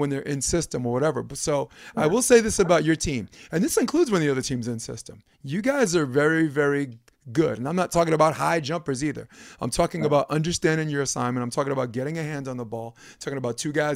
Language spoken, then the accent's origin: English; New York City, New York, United States; I'm a fucking schmuck from Brooklyn